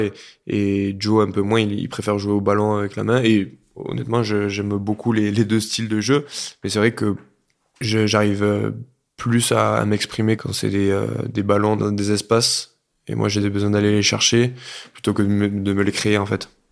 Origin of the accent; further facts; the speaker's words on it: Lot, half an hour from Cahors, Occitania, France; now in Pau, France; j'ai grandi du coup dans le Lot à une demi-heure de Cahors